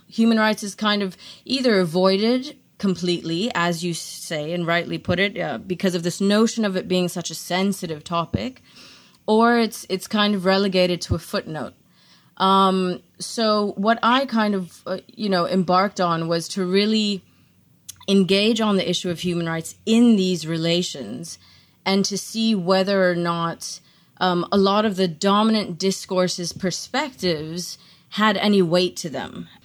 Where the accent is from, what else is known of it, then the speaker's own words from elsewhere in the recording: South Africa; moved away; also born or lived in Netherlands; I'm South African myself